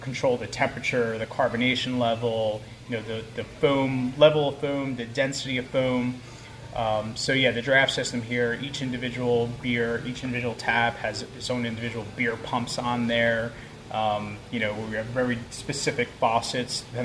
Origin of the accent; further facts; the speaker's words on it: Newark, New Jersey, United States; moved away; also born or lived in Passaic, New Jersey / Philadelphia; I grew up in the city. I was born in Passaic. I grew up in Newark